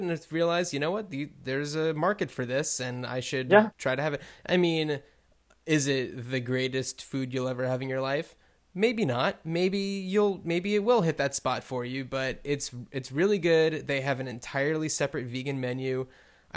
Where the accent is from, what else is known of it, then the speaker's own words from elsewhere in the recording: New Jersey, United States; moved away; I grew up in New Jersey, just outside of New York